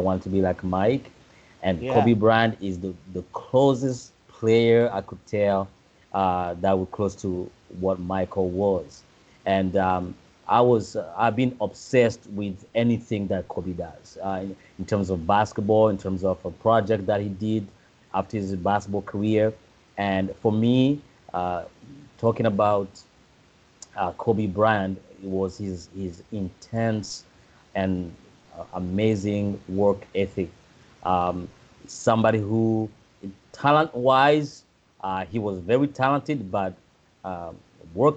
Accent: Burundi; moved away; growing up in Burundi

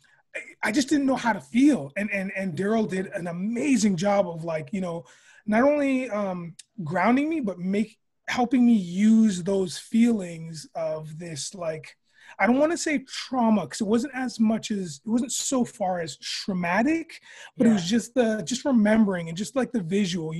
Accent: Cambridge, Ontario, Canada; I grew up in Cambridge, Ontario

